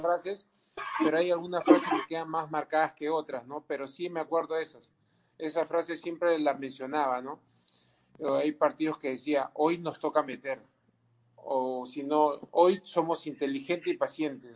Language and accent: Spanish; Peru; nosotros como peruanos